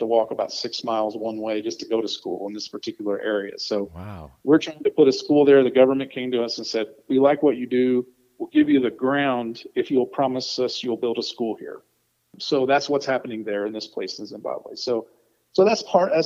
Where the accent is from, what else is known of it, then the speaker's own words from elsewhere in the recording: Corbin, Kentucky, United States; I'm from Corbin, Kentucky, where KFC started